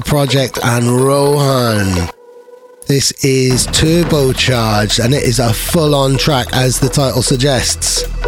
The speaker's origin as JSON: {"language": "English", "region": "Wales", "country": "United Kingdom", "said": "I, I, don't actually speak Welsh, I just love being Welsh"}